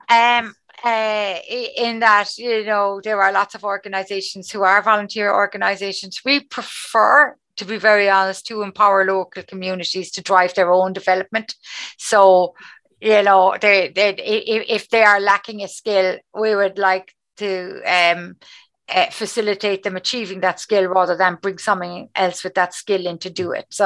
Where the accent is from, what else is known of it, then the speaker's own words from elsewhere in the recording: Cork, Munster, Ireland; accent: Cork; just how strong my Cork accent is.